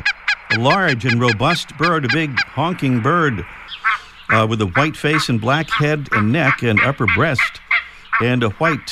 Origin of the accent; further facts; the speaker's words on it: Pawtucket, Rhode Island, United States; I'm from Pawtucket